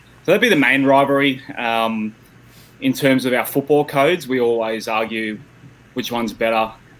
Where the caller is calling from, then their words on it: Sydney, New South Wales, Australia; I'm in Sydney, Australia.